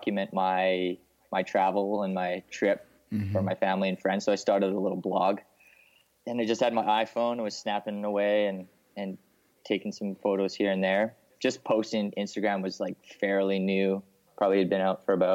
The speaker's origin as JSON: {"language": "English", "town": "Salmon Arm", "region": "British Columbia", "country": "Canada", "tie": "born or raised there", "lives_now": "Vancouver, Canada", "said": "I grew up in BC in a smaller town just outside, about 5 hours from Vancouver, called Salmon Arm"}